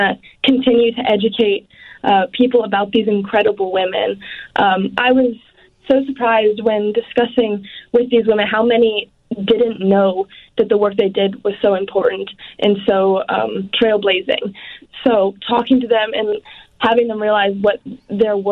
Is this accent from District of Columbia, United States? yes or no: yes; Washington, District of Columbia, United States; where my home state